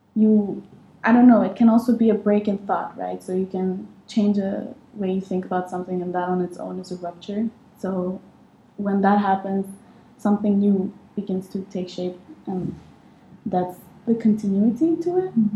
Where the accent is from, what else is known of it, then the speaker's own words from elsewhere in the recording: Egypt; moved away as an adult; also born or lived in Amsterdam; I came from Egypt, where I'm from, uh, straight out of high school.